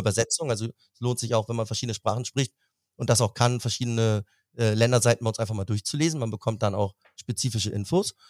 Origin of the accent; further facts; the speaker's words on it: Hamburg, Germany; now in Berlin, Germany; meine Heimat. Bin gebürtiger Hamburger.